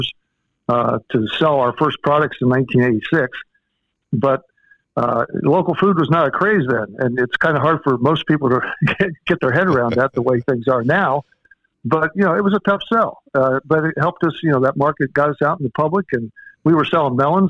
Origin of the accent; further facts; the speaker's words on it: Urbana, Ohio, United States; also born or lived in Springfield, Ohio / Louisiana / Wisconsin; I was born in Springfield, raised in Urbana.